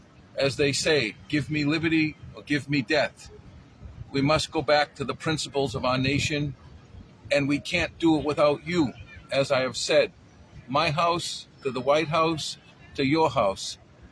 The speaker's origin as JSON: {"language": "English", "country": "United States", "said": "the reasons why so many foreigners come to our country and want to live in America."}